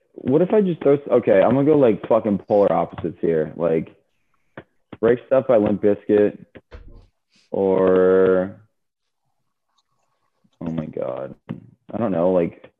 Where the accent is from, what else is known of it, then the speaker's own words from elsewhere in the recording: Florida, United States; also born or lived in Fort Lauderdale, Florida; growing up in Florida